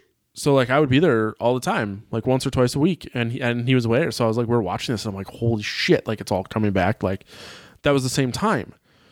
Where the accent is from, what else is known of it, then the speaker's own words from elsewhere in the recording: Sheboygan, Wisconsin, United States; in Sheboygan where I grew up